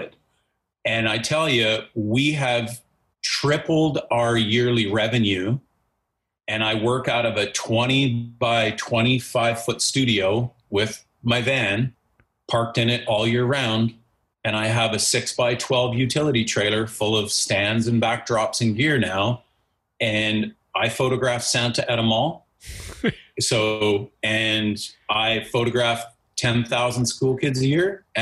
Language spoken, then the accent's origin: English; Nanaimo, British Columbia, Canada; I've been born and raised in Nanaimo.